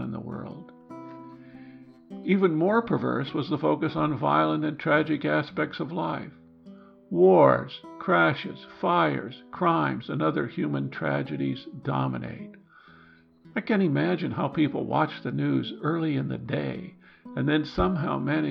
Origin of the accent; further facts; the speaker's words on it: Midwest, United States; Growing up in the Midwest